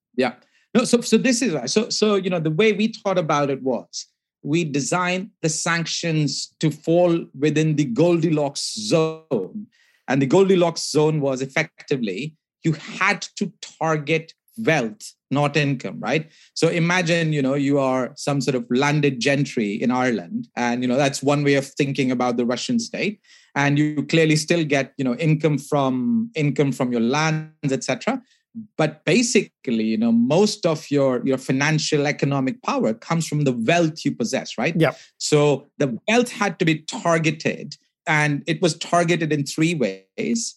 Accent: India; I grew up in India

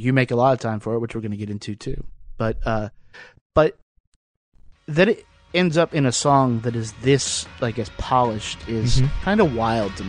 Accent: Lynchburg, Virginia, United States; I remember this is in Lynchburg City Schools. We went to the same schools.

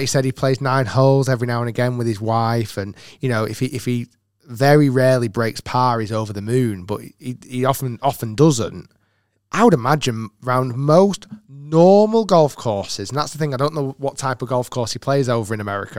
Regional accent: United Kingdom; being a Brit as well

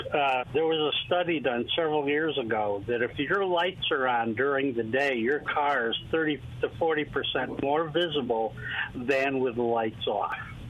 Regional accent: New York, United States; now in Mississippi, United States; I'm a expatriate from New York, and what drives me crazy is people down here on the coast don't drive with their headlights on.

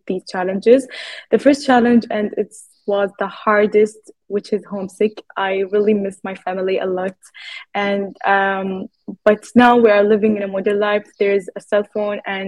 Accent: Kuwait; first language Arabic; English is a second language; moved away as an adult; now in Canada; I am from Kuwait. I grew up actually there and now I am in Canada studying

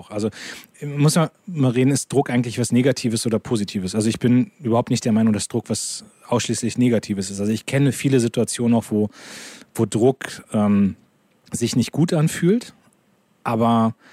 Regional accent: Lower Saxony, Germany; ich komme aus Niedersachsen, da ist noch alles in Ordnung, in meinem Wahlkreis ist alles in Ordnung.

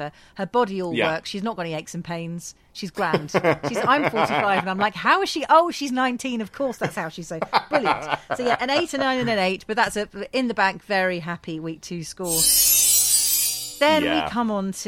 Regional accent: Scotland, United Kingdom; I'm a Scot

